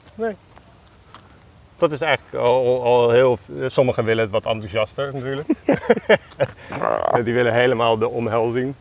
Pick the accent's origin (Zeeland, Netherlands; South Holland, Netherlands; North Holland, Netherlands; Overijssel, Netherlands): South Holland, Netherlands; Alphen aan den Rijn; moved away; Dat is mijn jeugd, dat is waar ik ben opgegroeid